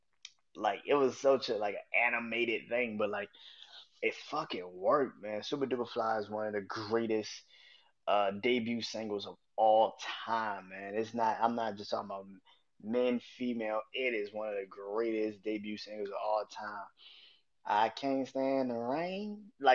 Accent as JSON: {"language": "English", "town": "New Orleans", "region": "Louisiana", "country": "United States", "tie": "born or raised there", "said": "I grew up in New Orleans. I'm from New Orleans"}